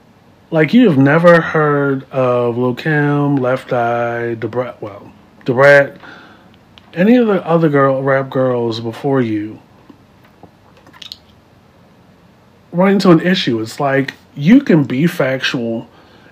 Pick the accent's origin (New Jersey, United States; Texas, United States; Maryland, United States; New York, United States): Maryland, United States; Baltimore; moved away; I'm from Baltimore.